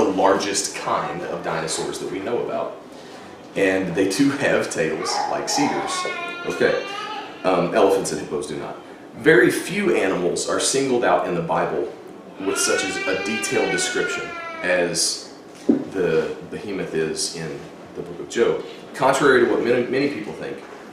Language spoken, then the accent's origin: English; Texas, United States; I grew up in Texas